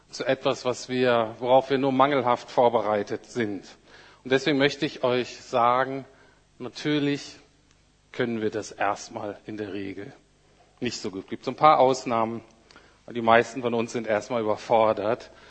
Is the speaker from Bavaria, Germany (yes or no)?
no; Bremen, Germany; ich bin aus Bremen Nord. Wenn man in Bremen aus Bremen Nord kommt, das ist so ein Arbeiterviertel.